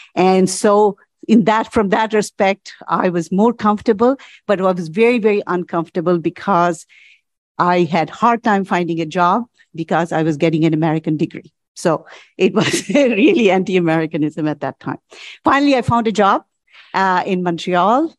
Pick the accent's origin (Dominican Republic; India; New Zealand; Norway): India; moved away as an adult; also born or lived in United States; now in Canada; As a graduate student, I came from India to study at the University of Chicago